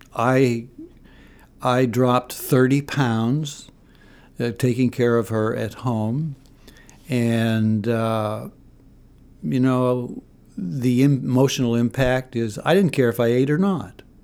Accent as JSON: {"language": "English", "area": "Aroostook County", "region": "Maine", "country": "United States", "tie": "born or raised there", "also_born_or_lived": "New Haven, Connecticut", "moved": "as an adult", "said": "Growing up in Aroostook County, going to a private university, and then ending up in, uh, in a junior high school"}